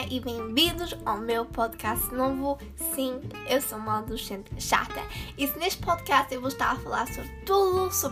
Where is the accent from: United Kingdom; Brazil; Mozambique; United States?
United Kingdom; England; Portuguese is a second language; eu nasci aqui na Inglaterra, os meus pais são portugueses, eu sou portuguesa, mas eu nunca fui à escola portuguesa. Isso é porque eu falo mais ou menos esquisito.